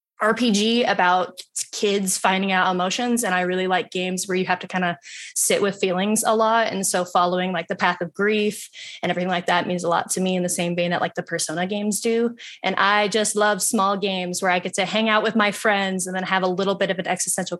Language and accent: English; Salt Lake City, Utah, United States; I'm in Salt Lake City, Utah. It's hard to track me down from here, but I'm from Utah.